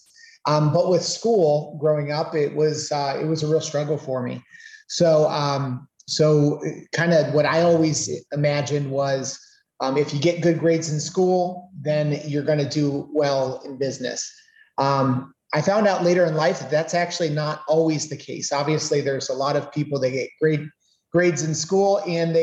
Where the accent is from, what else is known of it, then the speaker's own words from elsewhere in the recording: Canton, Ohio, United States; I'm a Northeast Ohio boy. I was born and raised in Canton, Ohio